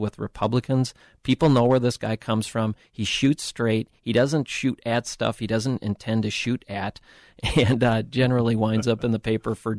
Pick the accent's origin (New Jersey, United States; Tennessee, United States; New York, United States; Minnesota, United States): Minnesota, United States; St. Paul; I grew up on Rice Street in St. Paul